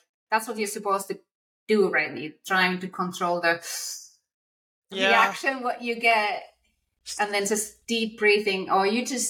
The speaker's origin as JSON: {"language": "English", "region": "Lapland", "country": "Finland", "tie": "born or raised there", "moved": "yes", "said": "my hometown in Finland, it's at the Arctic Circle"}